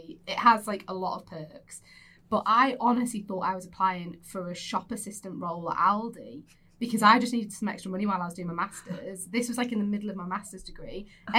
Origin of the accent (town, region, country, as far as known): Windermere, North West England, United Kingdom; born or raised there; also born or lived in Kendal